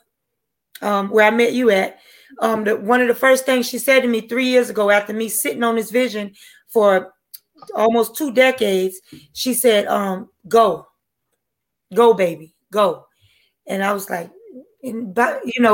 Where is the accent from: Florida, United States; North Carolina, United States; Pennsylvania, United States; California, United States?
North Carolina, United States; Wilmington; now in Georgia, United States; I'm from Wilmington, North Carolina.